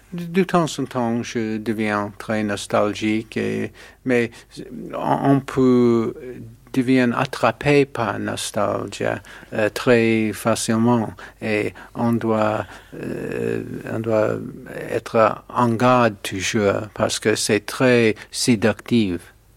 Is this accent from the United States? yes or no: yes; New York, United States; French is a second language; je suis né à New York et j'habite à New York